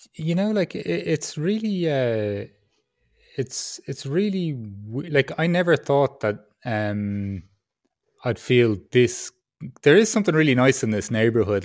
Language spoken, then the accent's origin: English; Ireland; accent: Irish; also born or lived in Peru; now in Berlin, Germany; my Irish accent